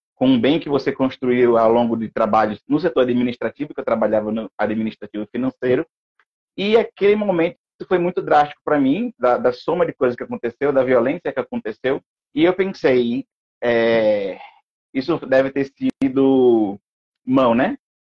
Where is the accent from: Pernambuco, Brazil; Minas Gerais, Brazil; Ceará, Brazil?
Pernambuco, Brazil; sou pernambucano